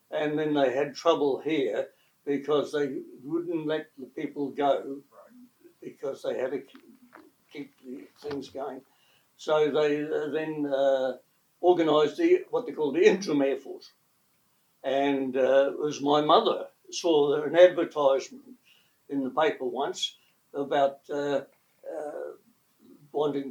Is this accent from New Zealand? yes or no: yes; Greymouth, West Coast, New Zealand; moved away; also born or lived in Christchurch; I was born in Greymouth.